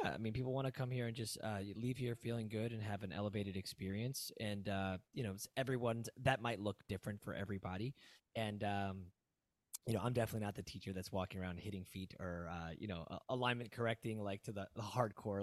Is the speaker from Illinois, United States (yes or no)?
yes; Aurora, Illinois, United States; moved away; also born or lived in South Florida; I'm originally from Aurora